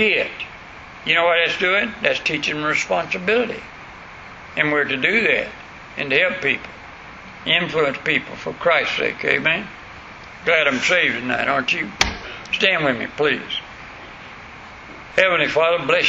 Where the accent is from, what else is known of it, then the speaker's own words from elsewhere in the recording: West Florida, United States; accent: country; I was from West Florida up in way back in the woods